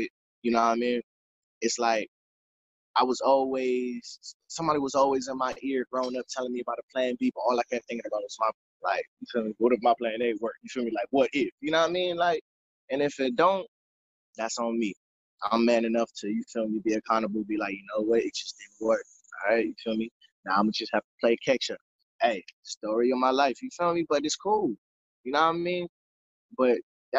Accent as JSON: {"language": "English", "town": "Flint", "region": "Michigan", "country": "United States", "said": "I'm from Flint"}